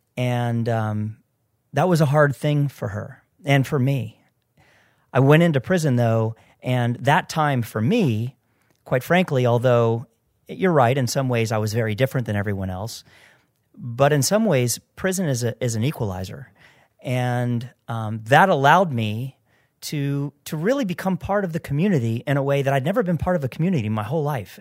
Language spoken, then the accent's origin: English; Florida, United States; I grew up in Florida